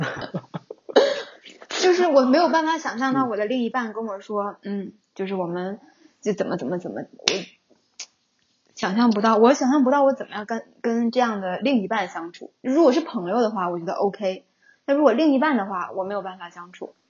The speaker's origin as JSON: {"language": "Chinese", "region": "Northeast China", "country": "China", "said": "因为可能我是东北人"}